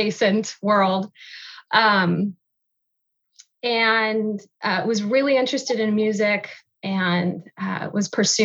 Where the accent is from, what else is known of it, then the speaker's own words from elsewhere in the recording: San Diego, California, United States; moved away as an adult; also born or lived in Wheeling, Illinois; now in Chicago, United States; we moved to California when I was two. So I grew up in San Diego